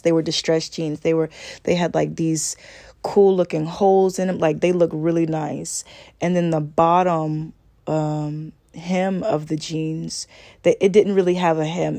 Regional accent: Augusta, Georgia, United States; I'm a Southern girl. I was born and raised in Augusta, Georgia

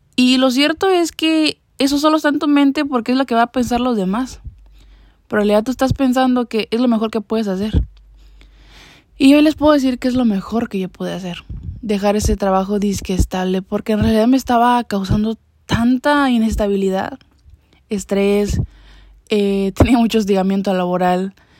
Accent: Mexico; moved away as an adult; ahorita ya no me encuentro ni siquiera en mi país natal

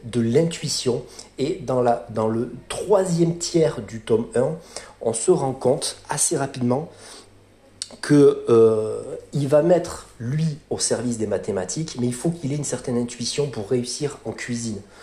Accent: France; quand on montait en tant que Français à Paris

